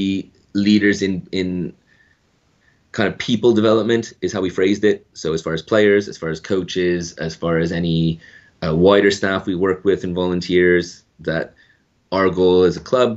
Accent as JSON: {"language": "English", "country": "Canada", "moved": "as an adult", "lives_now": "United Kingdom", "said": "I'm Canadian."}